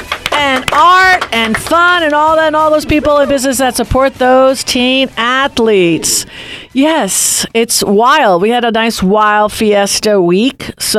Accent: Rocky Point, New York, United States; I grew up in Rocky Point, and when I used to go to Tides Beach, and I used to look at, oh, there's Connecticut.

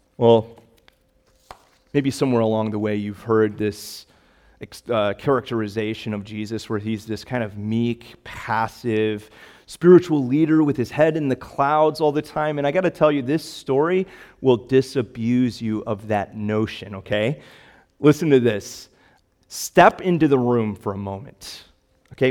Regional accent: Chicago, Illinois, United States; now in Cape Cod, United States; I grew up in the Chicagoland area.

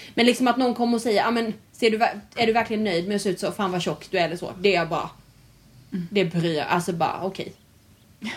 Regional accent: Värnamo, Jönköping County, Sweden; now in Halmstad, Sweden; jag är ju från Värnamo från början

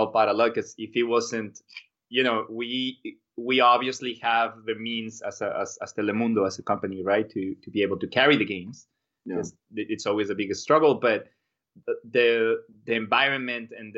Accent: Mexico; English is a second language; moved away as an adult; now in United States; coming from Mexico, growing up in Mexican soccer, and actually being part of Mexican soccer, playing in Cruz Azul

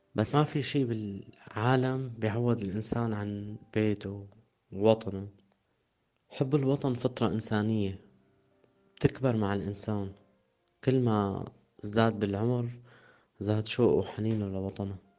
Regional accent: Damascus, Damascus Governorate, Syria; moved away as an adult; also born or lived in Harasta, Syria; من مواليد دمشق عام 1986 سكان مدينة حرستا

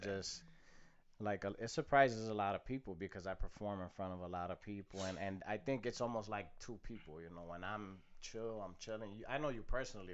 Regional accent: Chicago, Illinois, United States; born and raised in Chicago

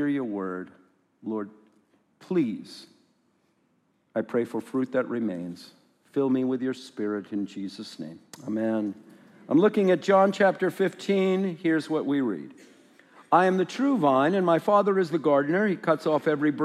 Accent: Scotland, United Kingdom; I am, as you can hear, from Scotland.

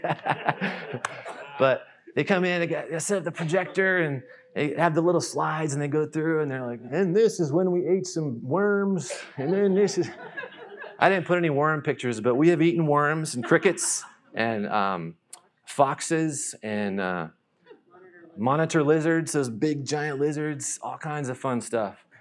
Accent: North Carolina, United States; moved away as an adult; also born or lived in Nashville; now in Thailand; I grew up in North Carolina

